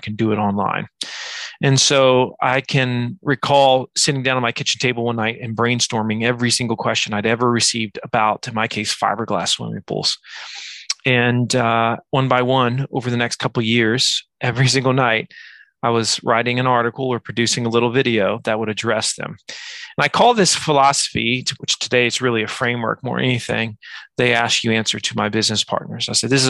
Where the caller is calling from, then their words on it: Virginia, United States; From Virginia, the edge of the United States, I guess.